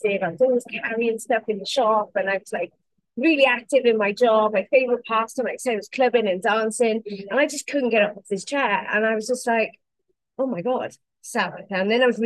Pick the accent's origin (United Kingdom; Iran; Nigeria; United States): United Kingdom; Wales; I'm the limpet from Wales